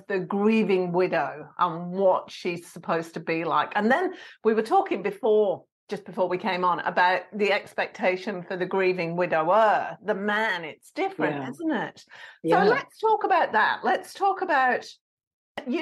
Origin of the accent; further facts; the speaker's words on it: England, United Kingdom; I'm English.